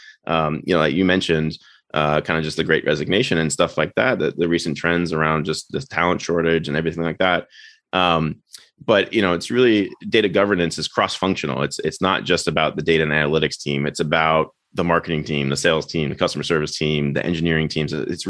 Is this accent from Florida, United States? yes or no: yes; Florida, United States; born there; also born or lived in Maryland / Washington DC / Los Angeles; now in Westchester, United States; I was born in Florida, went to school in Maryland and DC, and then lived in LA for a time.